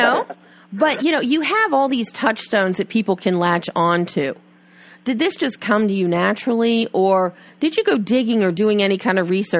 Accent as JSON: {"language": "English", "town": "Philadelphia", "region": "Pennsylvania", "country": "United States", "said": "I'm from Philly, so I know that whole scene"}